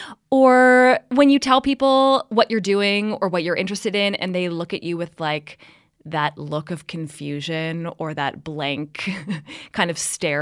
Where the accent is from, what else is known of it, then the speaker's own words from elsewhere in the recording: San Francisco, California, United States; moved away; I'm from San Francisco